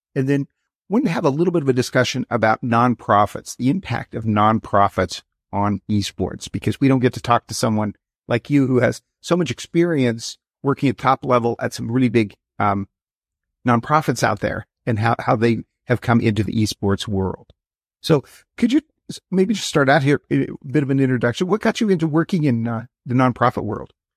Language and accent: English; Wyoming, United States; I grew up in Wyoming